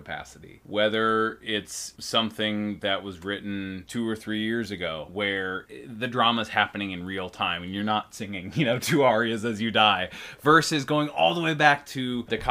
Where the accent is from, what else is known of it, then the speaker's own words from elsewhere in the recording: Edina, Minnesota, United States; I grew up in Edina, Minnesota. It's a suburb of Minneapolis